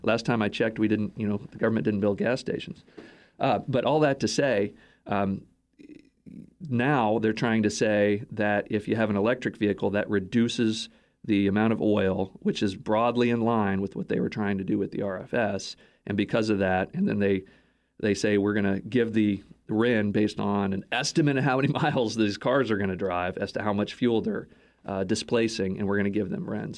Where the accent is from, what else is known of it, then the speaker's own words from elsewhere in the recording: Texas, United States; moved away; Toyota headquartered in my hometown in, in Texas.